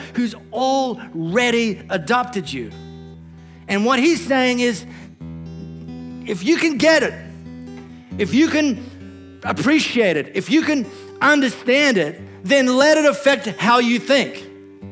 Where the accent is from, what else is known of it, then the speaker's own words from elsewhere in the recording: Australia; I'm not an Aussie citizen